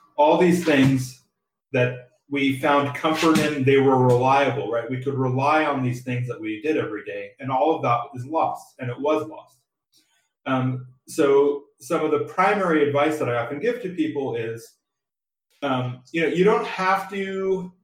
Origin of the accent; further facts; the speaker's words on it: San Diego, California, United States; I was born and raised in San, San Diego, California